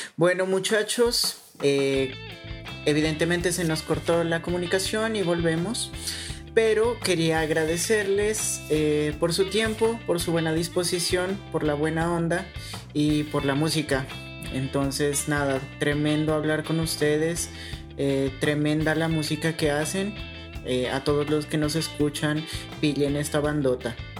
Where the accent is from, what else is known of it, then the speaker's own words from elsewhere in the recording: Ipiales, Nariño, Colombia; yo soy de Ipiales